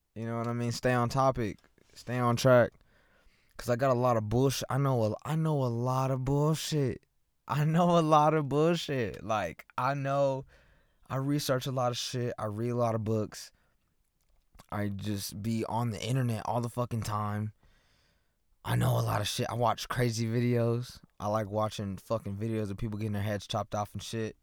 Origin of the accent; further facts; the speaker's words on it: Lawton, Oklahoma, United States; I'm from Lawton. I'm born and raised here